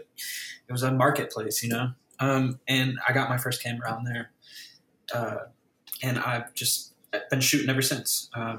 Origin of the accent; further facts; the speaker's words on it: Winthrop Harbor, Illinois, United States; Originally from a place called Winthrop Harbor. It's like in between Milwaukee and Chicago, like 40 minutes from each.